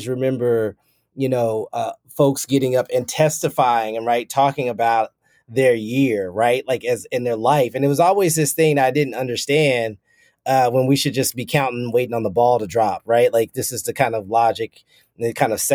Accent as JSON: {"language": "English", "town": "Lexington", "region": "Kentucky", "country": "United States", "tie": "born or raised there", "said": "not only do I work at the University of Kentucky, but I grew up in Lexington"}